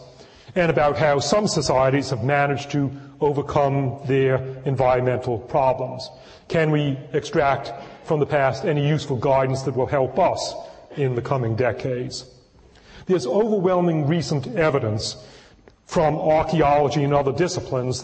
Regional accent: Northeast, United States; now in California, United States; I was born in the Northeast anyway and am now a transplanted Californian

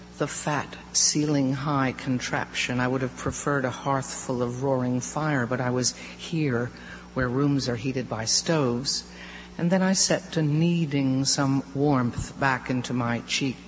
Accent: Southwest, United States; moved away as an adult; now in New York, United States; I grew up in the Southwest

